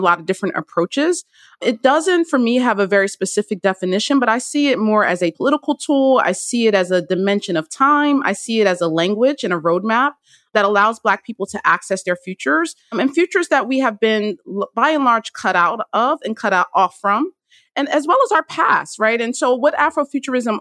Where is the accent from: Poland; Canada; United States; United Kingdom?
United States; Trenton, New Jersey; I was born in Trenton, New Jersey